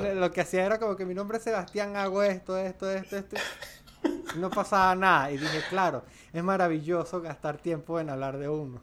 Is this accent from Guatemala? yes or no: no; Mérida, Venezuela; moved away as an adult; now in Colombia; soy andino, soy de Mérida